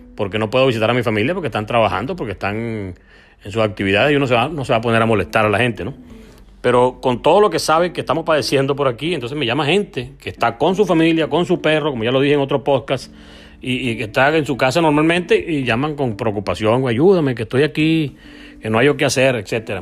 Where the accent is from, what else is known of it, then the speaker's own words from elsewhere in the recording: Venezuela; accent: Venezuelan; moved away as an adult; also born or lived in Argentina; nuestro acento extraño para ellos